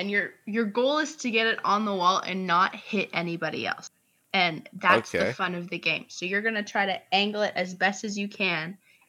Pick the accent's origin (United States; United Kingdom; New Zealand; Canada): Canada; Sorry, I'm Canadian.